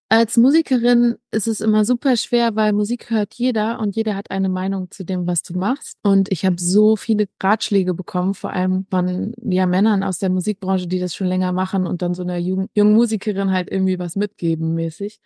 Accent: North Rhine-Westphalia, Germany; Ich bin am Niederrhein groß geworden

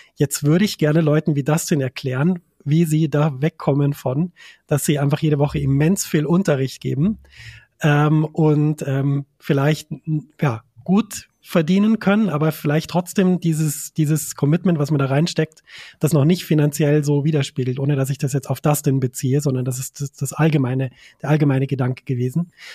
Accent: a tiny Bavarian village, Germany; ich komme aus einem winzig kleinen bayerischen Dorf

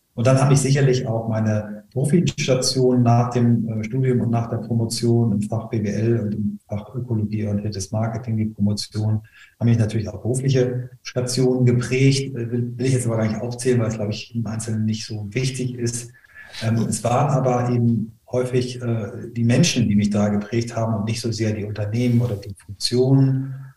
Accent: Flensburg, Schleswig-Holstein, Germany; ich bin in Flensburg geboren als erster Sohn einer Lehrerin und eines Marineoffiziers

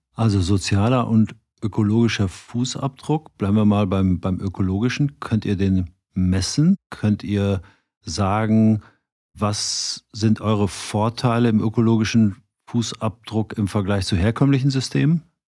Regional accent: Cologne, North Rhine-Westphalia, Germany; wie wir in Köln immer so schön sagen

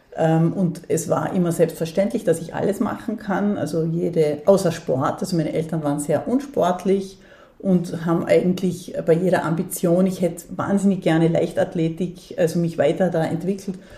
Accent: Dornbirn, Vorarlberg, Austria; moved away; also born or lived in Bregenz; Ich bin in Bregenz geboren und in Dornbirn aufgewachsen

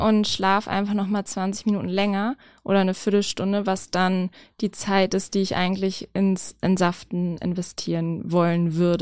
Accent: near Gifhorn, Lower Saxony, Germany; in der Nähe von meiner Heimat

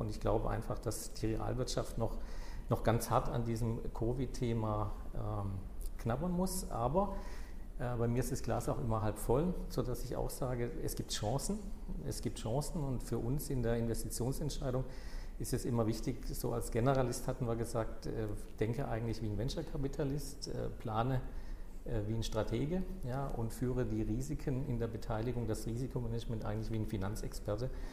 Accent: southwest Germany, Germany; ich komme aus dem Südwesten

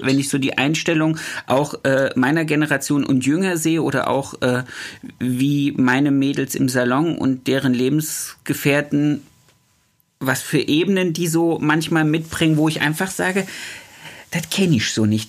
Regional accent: Thuringia, Germany; now in Baden-Württemberg, Germany; Ich komme ja aus Thüringen und meine Frau aus Sachsen-Anhalt.

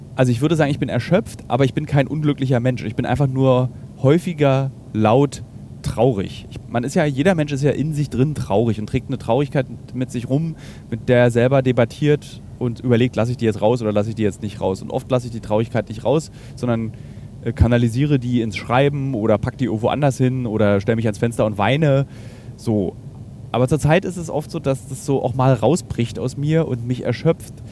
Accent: Germany; Ich bin Deutscher, beziehungsweise ich bin Europäer. Äh, und äh, dann eben aus Deutschland

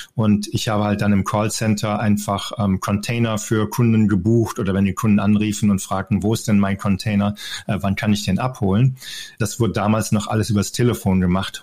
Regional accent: North Rhine-Westphalia, Germany; moved away as an adult; also born or lived in Denver, Colorado; now in United States; Ich bin ja am Niederrhein aufgewachsen

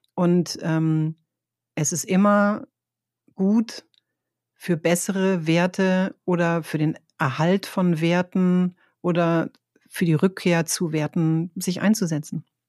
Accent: Northern Germany, Germany; moved away; ich komme ja aus Norddeutschland, wir sind ja äh, sehr gerade und sehr direkt

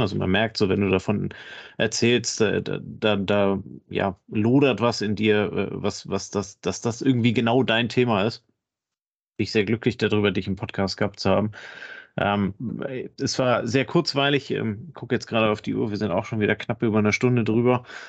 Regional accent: Kiel, Schleswig-Holstein, Germany; Kann ich als Kieler Sprotte nur absolut unterschreiben

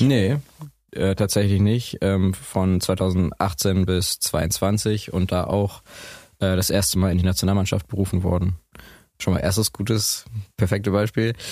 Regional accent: Essen, North Rhine-Westphalia, Germany; wir kommen ja beide aus Essen

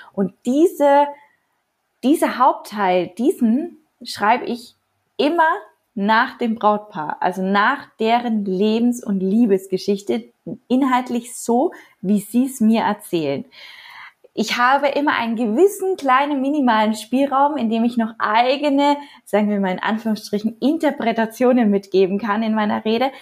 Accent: Nuremberg, Bavaria, Germany; also born or lived in Postbauer-Heng; Ich komme aus Nürnberg und halte meine freie Reden in und um Nürnberg herum

